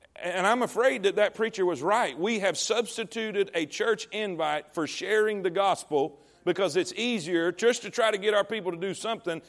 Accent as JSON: {"language": "English", "town": "Coleman", "region": "Texas", "country": "United States", "tie": "born or raised there", "said": "this is my hometown. This is Coleman"}